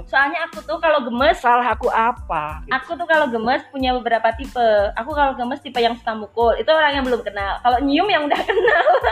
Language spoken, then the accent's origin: Indonesian; Wonosobo, Central Java, Indonesia; aku dari Wonosobo